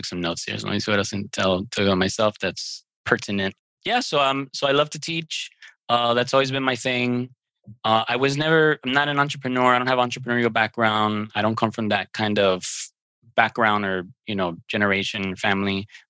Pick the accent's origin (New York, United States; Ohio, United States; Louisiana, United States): New York, United States; New York City; born there; now in Miami, United States; I live in Miami, Florida. I was born in New York City, Brooklyn. I'm Cuban, soy cubano.